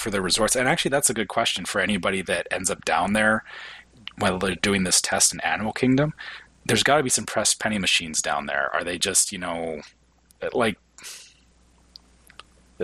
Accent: Canada; as a Canadian, we don't even have pennies anymore

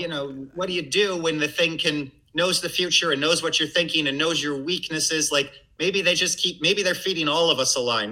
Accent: Missouri, United States; also born or lived in Massachusetts / Connecticut; I'm from Missouri.

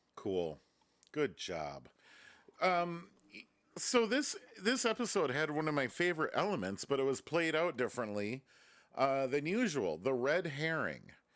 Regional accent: Reedsburg, Wisconsin, United States; moved away; my hometown

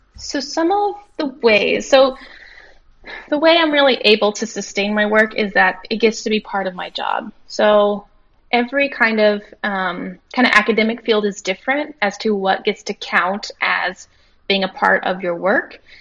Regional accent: Kansas, United States; I grew up in Kansas

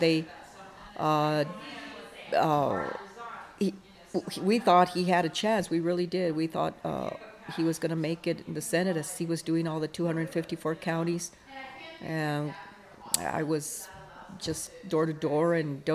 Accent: El Paso, Texas, United States; I'm from El Paso. Same hometown from that Beto comes from

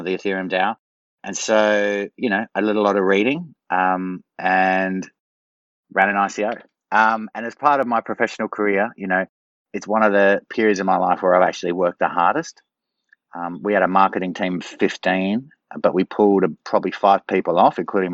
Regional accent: Australia; moved away; also born or lived in China / Hong Kong; I'm originally Australian, but I was based in Asia for a long time

